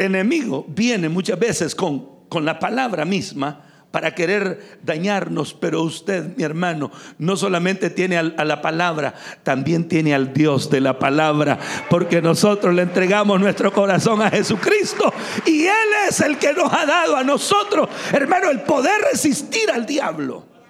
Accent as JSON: {"language": "Spanish", "region": "San Miguel", "country": "El Salvador", "tie": "born or raised there", "said": "Yo crecí en San Miguel, uno de, los, de las ciudades más calientes del Salvador."}